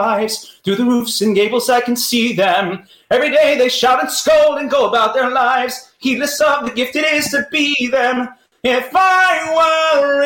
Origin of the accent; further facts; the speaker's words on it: San Francisco Bay Area, California, United States; also born or lived in New York; now in Chicago, United States; I'm from California, so I'm from the San Francisco Bay Area.